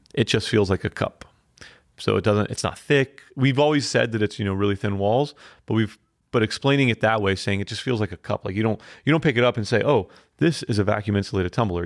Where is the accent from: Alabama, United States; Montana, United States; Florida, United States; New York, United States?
Florida, United States; Fort Lauderdale; moved away as an adult; now in Asheville, United States; we're from Fort Lauderdale